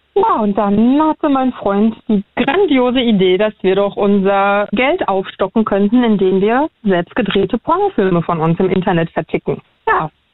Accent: Berlin, Germany; wir sind auch in Neukölln groß geworden mit einem großen Migrantenanteil

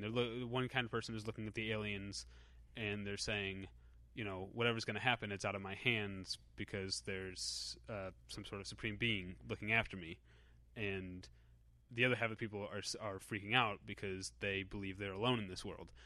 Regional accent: Missouri, United States; moved away as an adult; also born or lived in Chicago; I'm from the Missouri part of Missouri

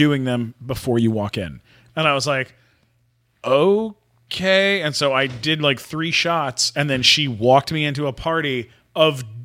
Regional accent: Canada; I'm Canadian.

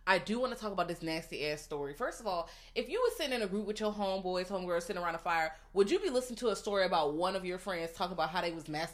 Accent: the South, United States; I'm from the South. I'm not gonna lie and say they just cool.

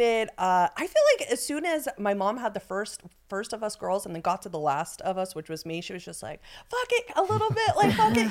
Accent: Fairbanks, Alaska, United States; also born or lived in Arizona / Salem, Oregon / Portland, Oregon; now in Phoenix, United States; I grew up in Fairbanks, Alaska. So I was born in Arizona, raised in Alaska, moved back and forth from Alaska to Arizona, and then I ended up in Oregon.

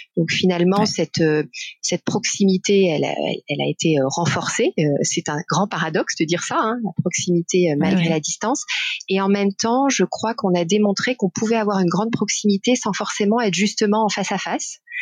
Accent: Besançon, Bourgogne-Franche-Comté, France; born or raised there; moved away as an adult

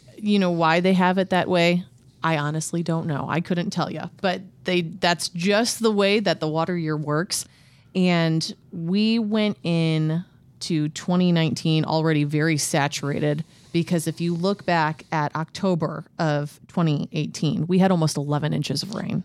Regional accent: Midwest, United States; living and growing up in the Midwest

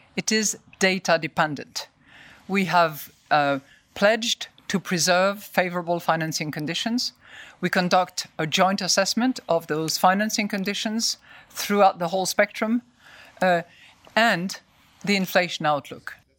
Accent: United States; I'm an American

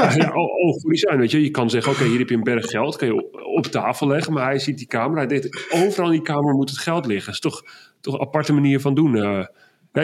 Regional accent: Netherlands; ik ben toch Hollander

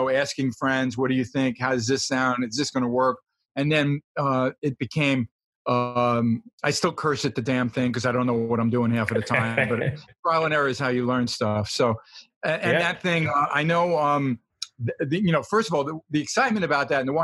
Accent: New York, United States; also born or lived in Los Angeles; now in Nevada, United States; I'm a New Yorker

